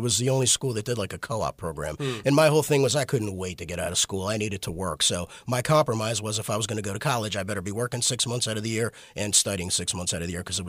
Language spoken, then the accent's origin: English; Baltimore, Maryland, United States; We're from here.